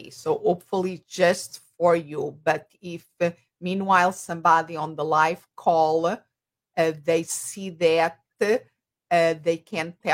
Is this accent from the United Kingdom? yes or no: no; Portugal; English is a second language; moved away as an adult; also born or lived in Spain; I have an accent. And if they are wondering where this accent comes from, I'm originally from Portugal, a little country next to Spain in Europe